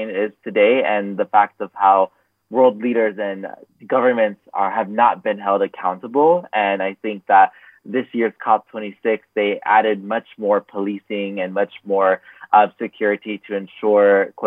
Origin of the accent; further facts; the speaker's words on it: Los Angeles, California, United States; I am originally from Los Angeles, California, also known as Tongva Land. And at a young age, I grew up in a low-income area.